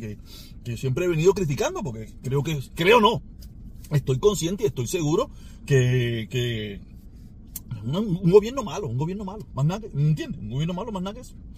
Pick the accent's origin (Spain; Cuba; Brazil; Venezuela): Cuba; moved away; yo añoro estar en mi país. Yo tengo muchos años fuera y he estado en muy pocas ocasiones en mi país